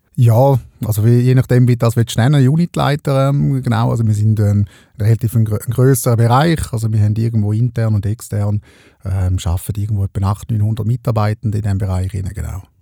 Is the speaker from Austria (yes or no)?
no; Eastern Switzerland, Switzerland; in der Ostschweiz, wo ich aufgewachsen bin